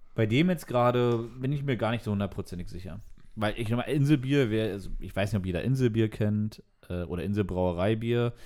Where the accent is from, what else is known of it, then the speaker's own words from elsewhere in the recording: East Germany, Germany; Ich bin als Ossi natürlich mit Sojanka aufgewachsen.